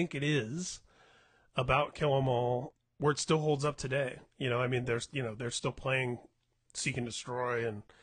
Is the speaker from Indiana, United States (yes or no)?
yes; Indianapolis, Indiana, United States; moved away as an adult; now in California, United States; Indianapolis, which I was actually my hometown, but I've lived in California for the last 20 years.